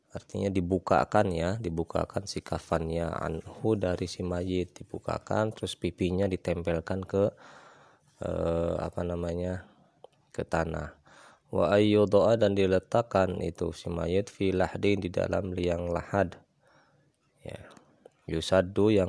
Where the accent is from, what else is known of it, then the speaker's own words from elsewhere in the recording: West Java, Indonesia; kalau kata orang kita Sunda namanya apa kaca piring